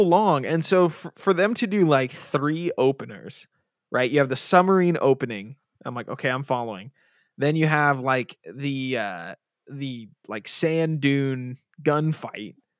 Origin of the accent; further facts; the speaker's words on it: Bay Area, California, United States; we're from the Bay Area